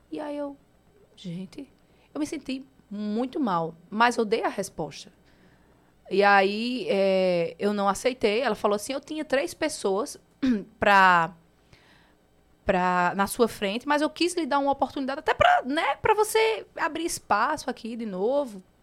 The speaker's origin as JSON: {"language": "Portuguese", "region": "Northeast Region", "country": "Brazil", "accent": "nordestino", "said": "Meu sotaque é nordestinamente lindo."}